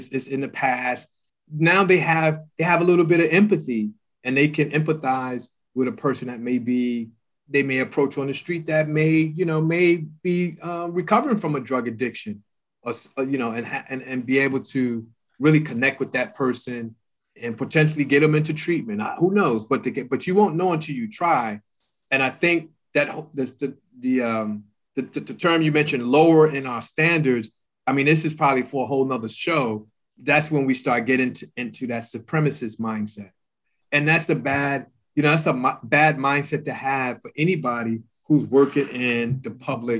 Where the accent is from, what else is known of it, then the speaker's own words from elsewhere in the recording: New York City, New York, United States; I grew up in New York City. And, you know, I grew up in Brooklyn